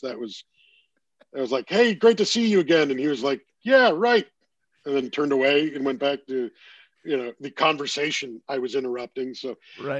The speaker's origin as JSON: {"language": "English", "town": "Toronto", "region": "Ontario", "country": "Canada", "tie": "born or raised there", "said": "being in my hometown"}